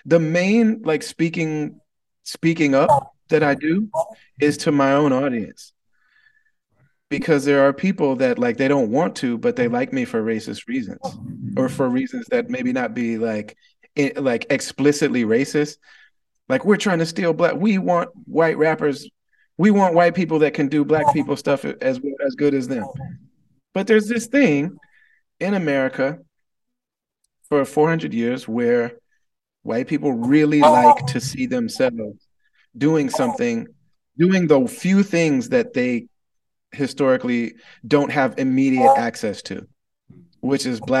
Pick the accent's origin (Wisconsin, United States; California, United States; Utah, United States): Wisconsin, United States; born there; I was born albino in the Midwest in rural Wisconsin. And so it's an overwhelmingly white place.